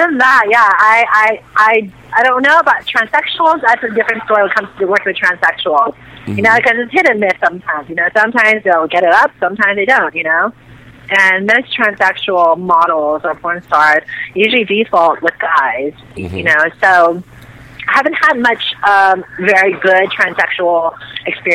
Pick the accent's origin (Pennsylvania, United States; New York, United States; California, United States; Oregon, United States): California, United States; San Francisco; I was living in San Francisco, which is my hometown